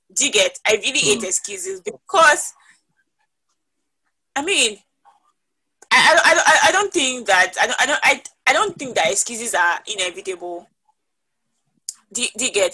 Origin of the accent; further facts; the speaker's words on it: Ekiti, Nigeria; I'm from Ekiti State